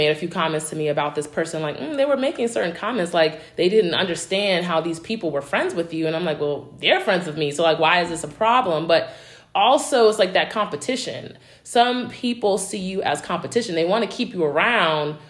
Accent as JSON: {"language": "English", "town": "New York City", "region": "New York", "country": "United States", "moved": "yes", "said": "I'm from New York, originally from Brooklyn."}